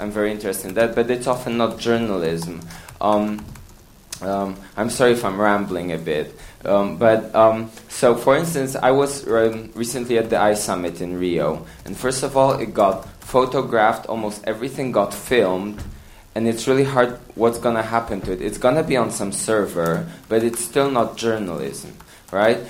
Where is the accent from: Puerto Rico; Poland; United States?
Poland; I'm from Poland